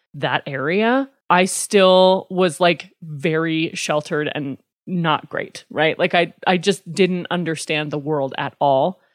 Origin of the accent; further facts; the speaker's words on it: Pavillion, Wyoming, United States; now in Lander, United States; I grew up in Pavilion